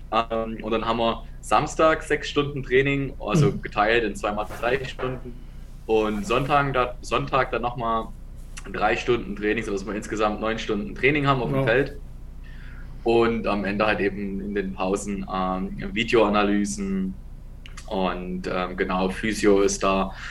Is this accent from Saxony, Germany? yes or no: yes; Dresden, Saxony, Germany; moved away; also born or lived in Ravensburg; ich komme aus Dresden.